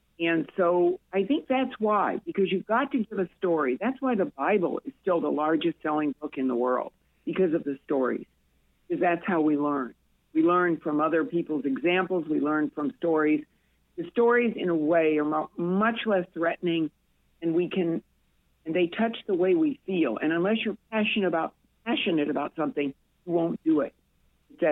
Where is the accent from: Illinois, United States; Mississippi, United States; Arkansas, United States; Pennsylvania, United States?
Illinois, United States; Peoria; now in Florida, United States; we had a great life in Peoria growing up.